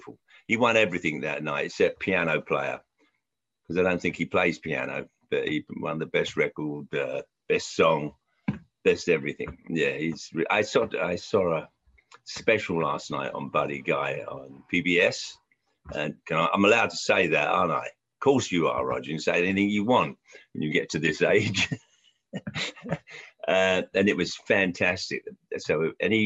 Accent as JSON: {"language": "English", "region": "London", "country": "United Kingdom", "tie": "born or raised there", "moved": "yes", "said": "I grew up in Southwest London and Central London."}